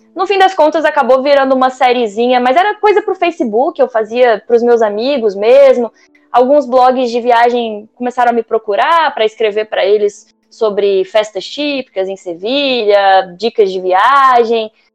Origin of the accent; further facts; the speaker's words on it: Brasília, Federal District, Brazil; sou de Brasília